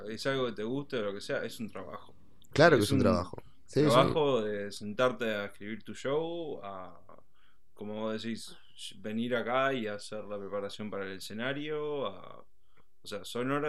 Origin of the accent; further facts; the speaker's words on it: Uruguay; Sí, sí, estamos todos ahí. Somos todos uruguayos, no hay